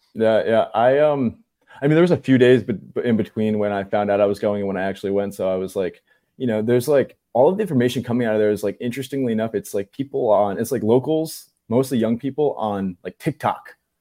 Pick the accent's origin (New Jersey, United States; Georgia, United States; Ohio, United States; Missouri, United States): New Jersey, United States; I'm from New Jersey